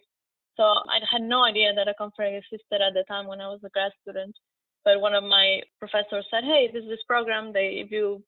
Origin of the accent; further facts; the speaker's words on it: Quito, Pichincha, Ecuador; moved away as an adult; also born or lived in Portland, Oregon / Tallahassee, Florida; now in Oak Ridge, United States; I'm originally from Quito, Ecuador, and so I've lived in Quito most of my life before moving here.